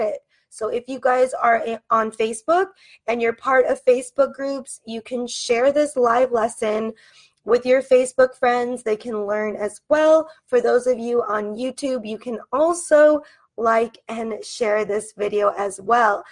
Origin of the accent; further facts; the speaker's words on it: United States; I am an American English teacher from the United States